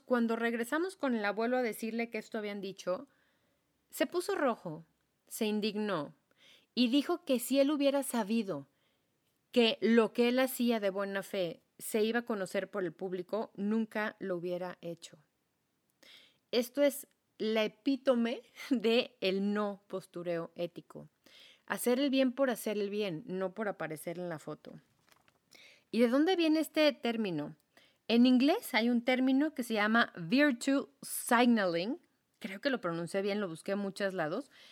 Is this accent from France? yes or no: no; Mexico; soy mexicana y soy mm, semiblanca